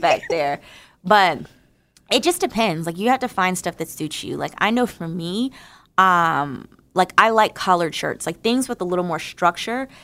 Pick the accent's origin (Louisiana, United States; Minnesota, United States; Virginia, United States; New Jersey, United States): New Jersey, United States; I'm from New Jersey. I'm a hundred percent American Negro.